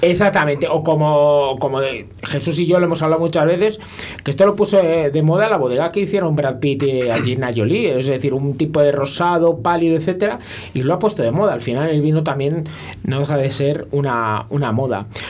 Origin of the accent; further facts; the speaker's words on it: Valladolid, Castile and León, Spain; yo soy de Valladolid